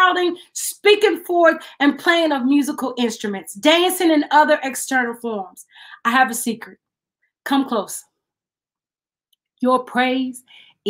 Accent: West Memphis, Arkansas, United States; I'm from West Memphis

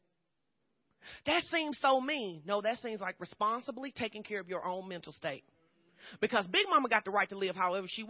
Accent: Fordyce, Arkansas, United States; moved away; I grew up in Fordyce, Arkansas, southern Arkansas.

